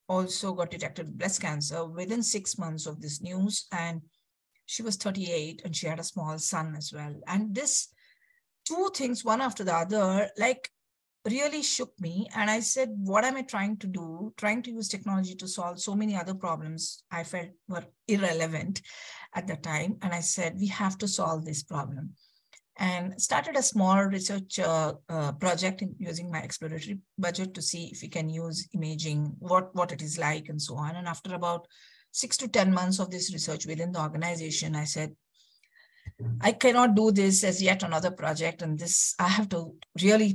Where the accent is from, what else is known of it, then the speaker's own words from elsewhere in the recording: Bangalore, Karnataka, India; I'm basically from Bangalore, south of India